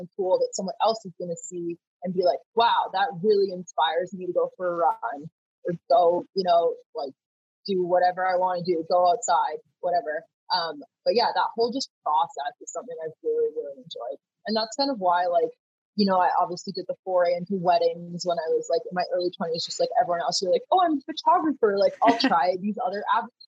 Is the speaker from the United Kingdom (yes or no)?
no; Vancouver, British Columbia, Canada; I started off growing up in Vancouver, was in the outdoors a lot